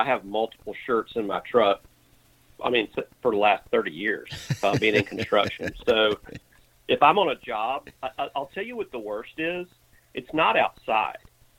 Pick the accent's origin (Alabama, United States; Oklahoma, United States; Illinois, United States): Alabama, United States; No, I'm a South Alabama redneck. That's where we spend most of our time.